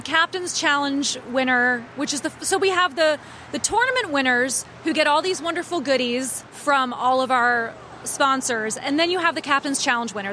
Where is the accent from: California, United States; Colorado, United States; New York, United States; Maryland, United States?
Maryland, United States; Annapolis; I grew up here. I was born in Annapolis